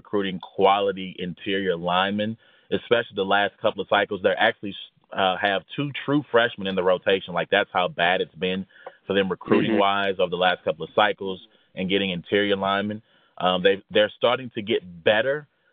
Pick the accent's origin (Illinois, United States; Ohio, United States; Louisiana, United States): Louisiana, United States; Jonesboro; moved away; I'm from Louisiana originally. Jonesboro, Louisiana